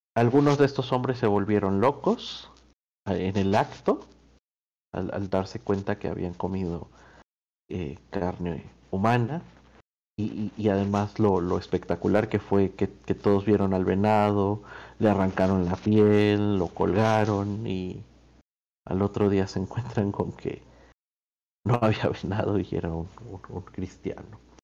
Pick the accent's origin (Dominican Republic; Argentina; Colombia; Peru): Argentina; estoy yo de embajador de Argentina